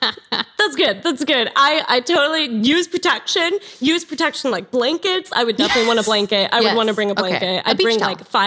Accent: San Diego, California, United States; Nice to meet you. So I was born and raised in San Diego, California. So really laid back energy right by the beach, California girl.

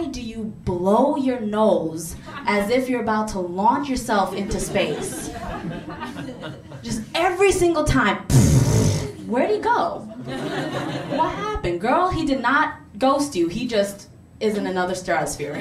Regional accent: New York City, New York, United States; I am South Asian, I'm Muslim, and I'm a New Yorker.

